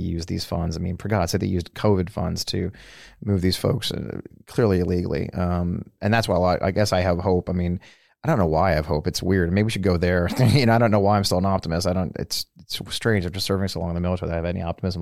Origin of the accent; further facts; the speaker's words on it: St. Louis, Missouri, United States; I grew up in St. Louis, where the Bell had a huge headquarters